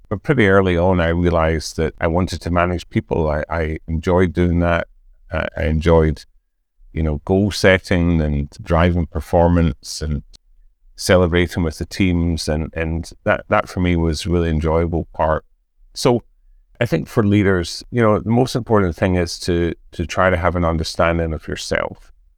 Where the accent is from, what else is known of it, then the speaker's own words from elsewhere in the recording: Scotland, United Kingdom; being Scottish